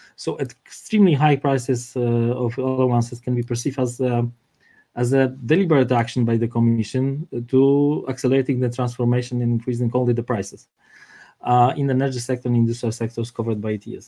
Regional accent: Warsaw, Masovian Voivodeship, Poland; I'm from Warsaw, not from Krakow

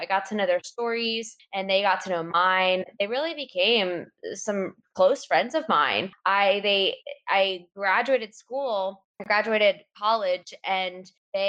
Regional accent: Raleigh, North Carolina, United States; I grew up in Raleigh, North Carolina, and have never left.

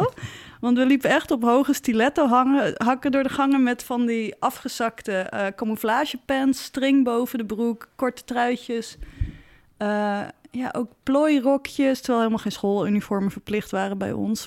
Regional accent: Zaandam, North Holland, Netherlands; Ik kom uit Zandam, best een close community.

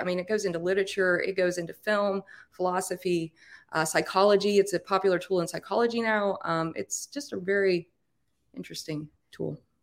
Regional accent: Appalachia, United States; accent: hard R's; I'm Appalachian. I got the hard R's at the end

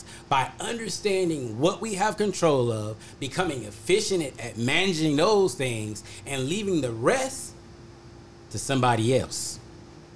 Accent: North Carolina, United States; moved away as an adult; now in Ohio, United States; I grew up in North Carolina, graduated from college in North Carolina, and I came to Ohio, and I've been here, and I've been here ever since then.

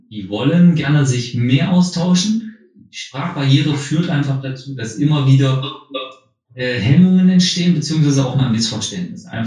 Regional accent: Saxony-Anhalt, Germany; now in Oldenburg, Germany; sondern ich komme aus Sachsen-Anhalt, aber bin jetzt halt schon seit über 20 Jahren hier im nördlichen Raum ähm, ansässig

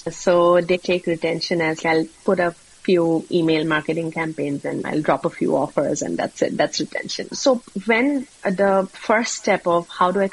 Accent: India; moved away; I'm originally from India

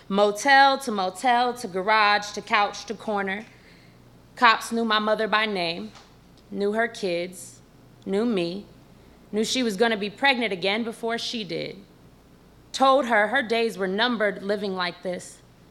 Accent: San Francisco, California, United States; it doesn't look like I'm from the Tenderloin of San Francisco, where to this day, needles litter the street, crack pipes are as regular as cigarettes.

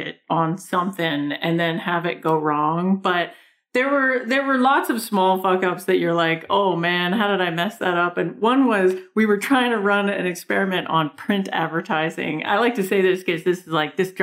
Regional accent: Canada; accent: big Canadian accent; moved away; also born or lived in New York; I have this big Canadian accent

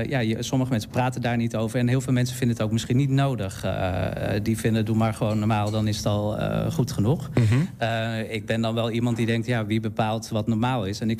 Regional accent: Utrecht, Netherlands; moved away as an adult; now in Enschede, Netherlands

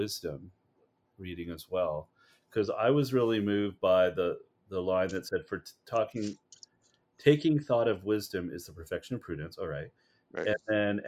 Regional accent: Ontario, Canada; born or raised there

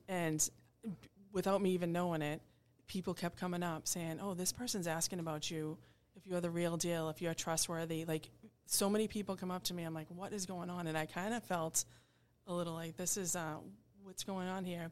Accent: Braintree, Massachusetts, United States; I grew up in Braintree.

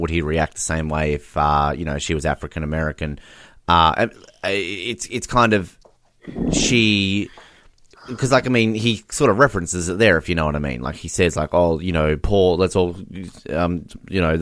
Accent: Australia; as an Australian

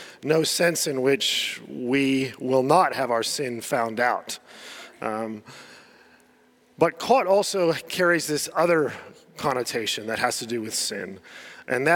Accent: United States; moved away; I was growing up in the States

